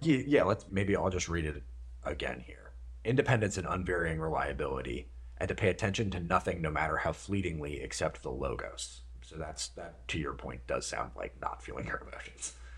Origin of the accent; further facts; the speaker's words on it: Minnesota, United States; I grew up in Minnesota with a sort of combination of Midwestern and, like, Victorian English kind of family values